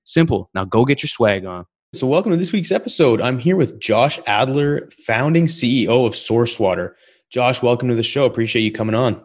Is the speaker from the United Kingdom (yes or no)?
no; British Columbia, Canada; I grew up in British Columbia. in the mountains